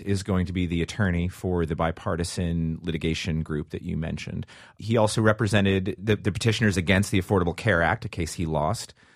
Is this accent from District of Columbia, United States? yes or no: yes; Washington, District of Columbia, United States; my hometown of the District of Columbia